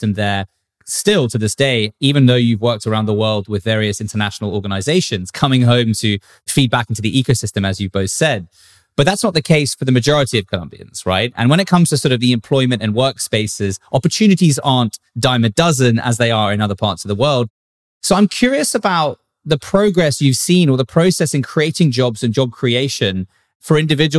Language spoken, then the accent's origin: English; South Africa; I come from South Africa, so I'm quite familiar with that developing world